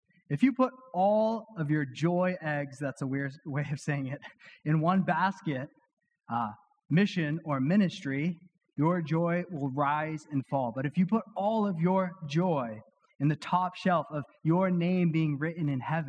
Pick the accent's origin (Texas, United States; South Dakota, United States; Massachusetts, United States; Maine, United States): Massachusetts, United States; Weymouth; my hometown in Weymouth